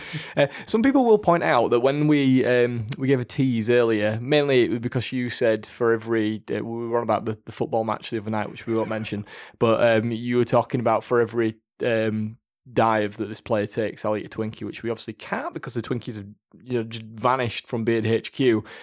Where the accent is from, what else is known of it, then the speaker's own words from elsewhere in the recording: Leeds, Yorkshire and the Humber, United Kingdom; I'm from Yorkshire, I'm from Leeds, we just say it as we say it